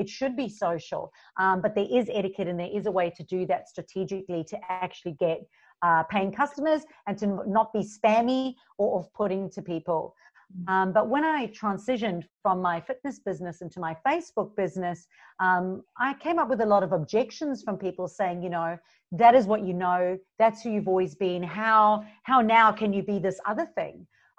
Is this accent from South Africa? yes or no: yes; South Africa; moved away as an adult; now in Gold Coast, Australia; And you'll hear a mixture of my accent because I am originally from South Africa. So I moved from South Africa 11 years ago to the Gold Coast and didn't know anybody.